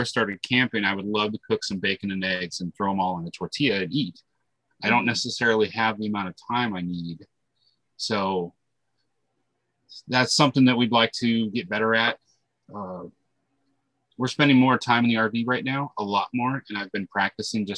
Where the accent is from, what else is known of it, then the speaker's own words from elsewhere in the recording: South Dakota, United States; moved away; also born or lived in Florida / Georgia; I'm originally from South Dakota, and I had lived in Florida for a little while. And then Tanya and I lived in Georgia